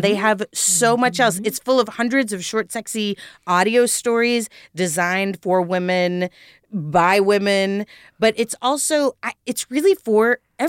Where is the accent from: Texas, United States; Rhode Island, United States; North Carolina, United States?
Texas, United States; now in Los Angeles, United States; I am from Texas, but I lived in L.A. for 20 years